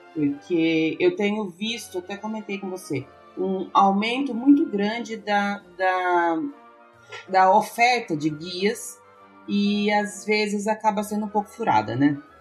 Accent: Ourinhos, São Paulo, Brazil; eu sou de Ourinhos, lá pertinho

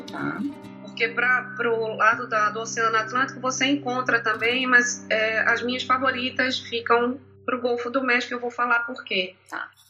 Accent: Recife, Pernambuco, Brazil; now in United States; eu, engraçado que eu vim de Recife, Recife tem um número alto né, de ataques, só que com vítimas, aqui na Flórida não

